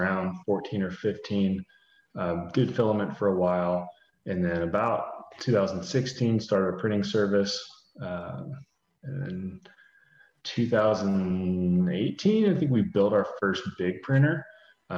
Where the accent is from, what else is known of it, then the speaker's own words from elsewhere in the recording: Columbus, Ohio, United States; I'm from Columbus, Ohio